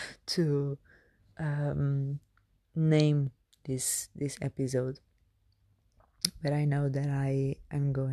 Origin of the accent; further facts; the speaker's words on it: Portugal; moved away as an adult; now in United Kingdom; I was born in Portugal